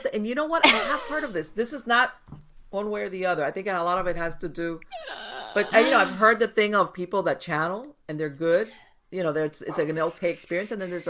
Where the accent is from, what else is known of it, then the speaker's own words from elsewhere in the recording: Miami, Florida, United States; I was born and raised in Miami, and over here we have Afro-Caribbean practices.